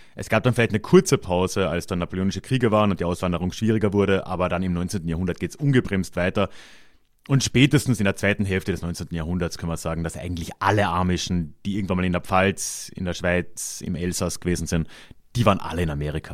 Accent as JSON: {"language": "German", "region": "Carinthia", "country": "Austria", "said": "in Kärnten, wo ich herkomme"}